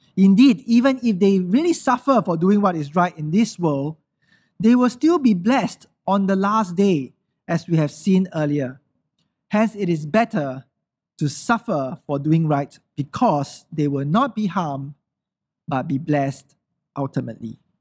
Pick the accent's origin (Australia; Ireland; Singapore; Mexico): Singapore